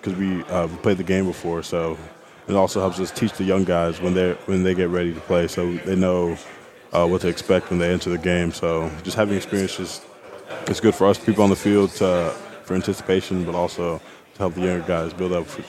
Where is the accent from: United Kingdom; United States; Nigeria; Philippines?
Nigeria; I like brisket, but when I'm home because I'm Nigerian, I miss my mom's jollof rice.